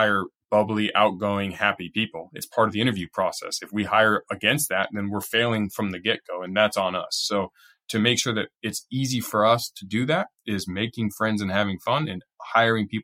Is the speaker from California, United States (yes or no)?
yes; Southern California, United States; I'm from California, Southern California